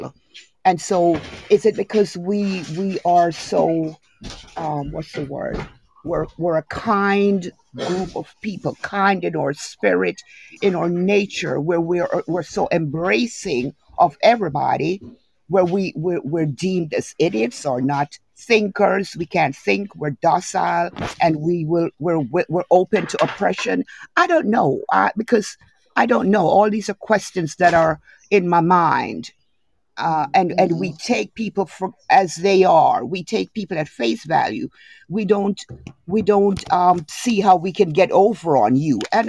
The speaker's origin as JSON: {"language": "English", "country": "Jamaica", "moved": "yes", "said": "I'm Jamaican."}